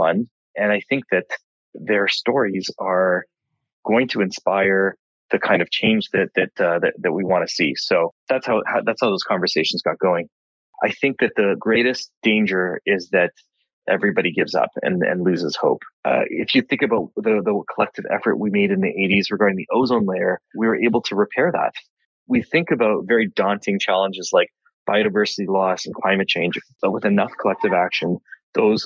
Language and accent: English; British Columbia, Canada; now in Montreal, Canada; being a British Columbian, a native British Columbian originally, I now live in Montreal